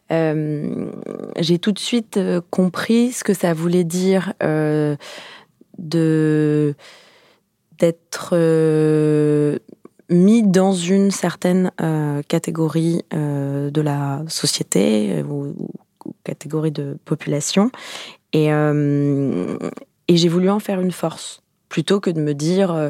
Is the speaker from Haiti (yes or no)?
no; Paris, Île-de-France, France; Alors j'ai grandi à Paris. Euh, j'ai grandi dans le 19e arrondissement.